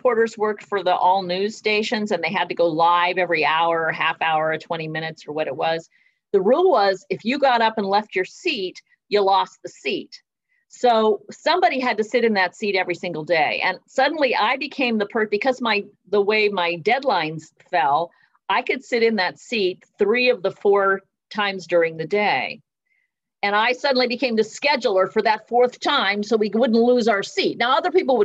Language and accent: English; Southern California, United States; I grew up in Southern California and it's very multicultural here